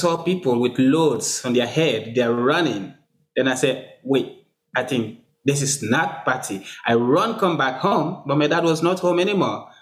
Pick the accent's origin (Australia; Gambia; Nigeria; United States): Gambia; also born or lived in Sierra Leone; now in Fredericton, Canada; Gambia is where I actually grew up and get matured, because I spent a long time there when I moved from Sierra Leone as a refugee